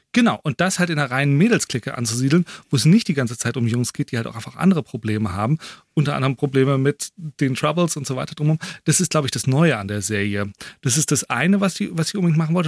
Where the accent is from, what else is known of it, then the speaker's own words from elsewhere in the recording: Germany; wir Deutschen